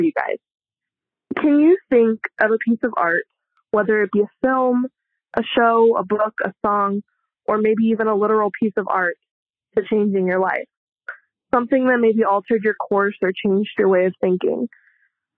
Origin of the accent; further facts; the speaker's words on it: Southern California, United States; now in Phoenix, United States; I hail from Southern California.